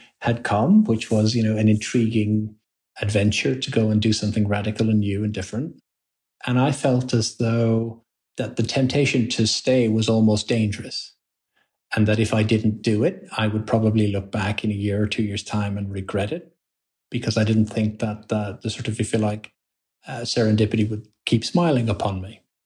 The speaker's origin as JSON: {"language": "English", "country": "Ireland", "tie": "born or raised there", "also_born_or_lived": "London / Birmingham", "moved": "as an adult", "said": "I was born in London, but then we you know grew up and was educated in Ireland"}